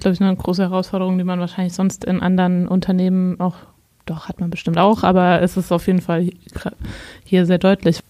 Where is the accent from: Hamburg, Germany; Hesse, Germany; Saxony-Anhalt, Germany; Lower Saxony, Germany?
Hesse, Germany; moved away; wenn ich nächstes Mal nach Hessen fahre, in meine Heimat